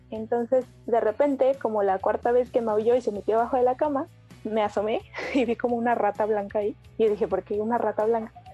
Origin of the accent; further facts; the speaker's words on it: State of Mexico, Mexico; also born or lived in Iztacalco, Mexico City; now in Mexico City, Mexico; nací en el Estado de México y ahorita vivo en la alcaldía de Itacalco